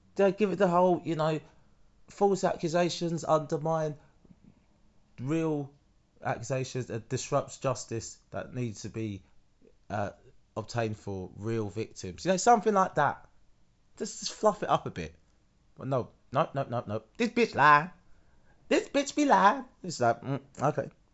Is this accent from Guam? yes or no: no; United Kingdom; being British